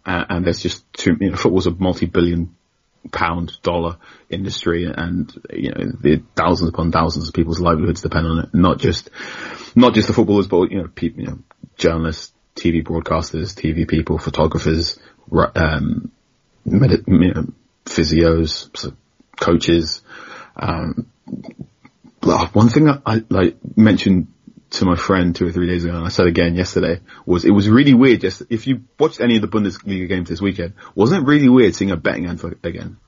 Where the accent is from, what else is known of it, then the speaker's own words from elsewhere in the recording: London, United Kingdom; moved away as an adult; now in Southampton, United Kingdom; I grew up in London